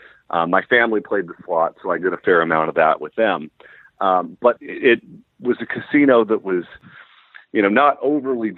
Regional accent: California, United States; I'm from California

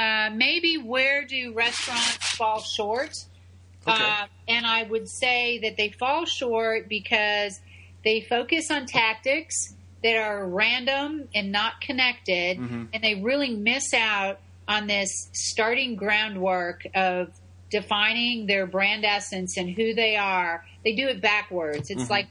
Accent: Tampa, Florida, United States; And it's in my hometown of Tampa.

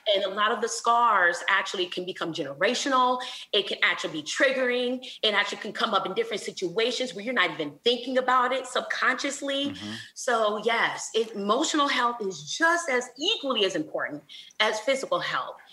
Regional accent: Flint, Michigan, United States; now in Houston, United States; I'm from Flint, Michigan

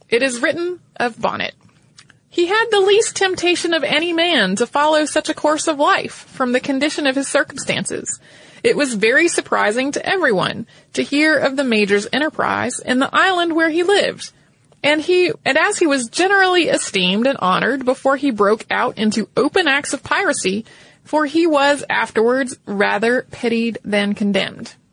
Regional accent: North Carolina, United States; because I grew up in North Carolina.

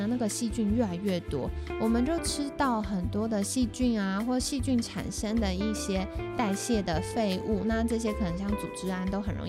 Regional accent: Taiwan; 为什么我们台湾人很多，特别是长辈有大肠癌，

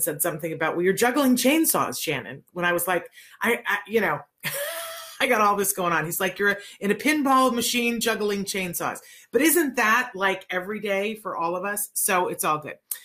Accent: Aguadilla, Puerto Rico; I was born in Aguadilla

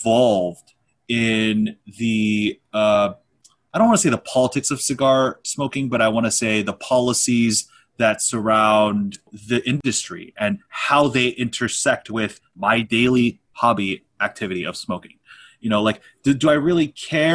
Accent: Los Angeles, California, United States; also born or lived in Torrance, California; We're from

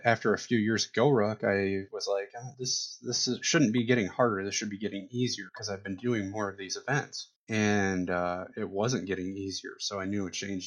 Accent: Toledo, Ohio, United States; I was working at a physical therapy practice here in my hometown, Toledo, Ohio

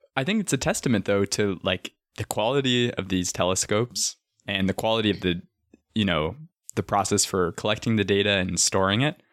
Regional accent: Arizona, United States; Growing up in Arizona

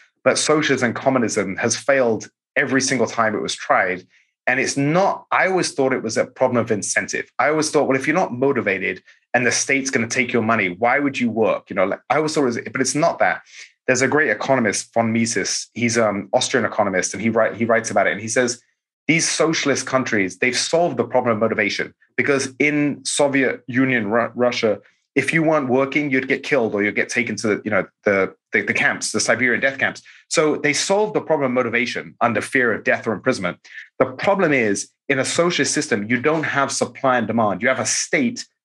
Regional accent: England, United Kingdom; now in United States; I'm an immigrant from England

